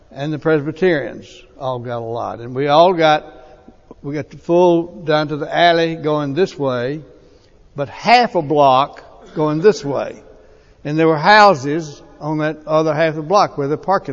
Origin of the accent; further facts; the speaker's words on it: Florence, Alabama, United States; When I was a kid, I grew up in Florence, Alabama